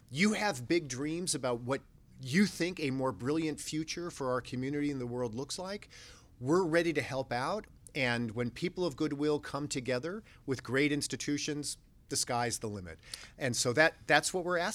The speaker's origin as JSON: {"language": "English", "town": "Los Angeles", "region": "California", "country": "United States", "tie": "born or raised there", "said": "we grew up in the San Fernando Valley, North Hollywood."}